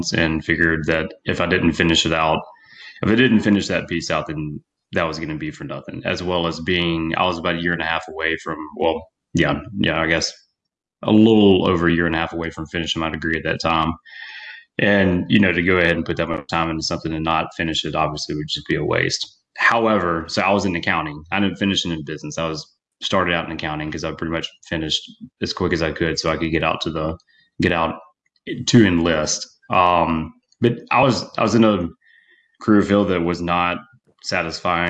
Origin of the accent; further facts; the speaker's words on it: Mississippi, United States; I grew up in Mississippi.